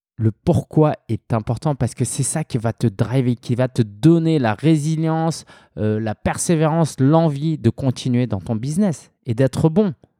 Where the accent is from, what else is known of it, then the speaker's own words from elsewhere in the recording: France; je suis français, je suis né en France, d'origine chinoise, mes parents étaient chinois.